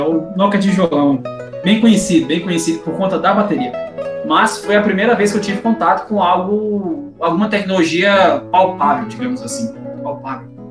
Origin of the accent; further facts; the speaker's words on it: Ponte Branca, Mato Grosso, Brazil; now in Mineiros, Brazil; eu sou nascido no interior do Mato Grosso, cidadezinha bem pequena, chamada Ponte Branca. Hoje eu tenho residência no estado de Goiás, na cidade de Mineiros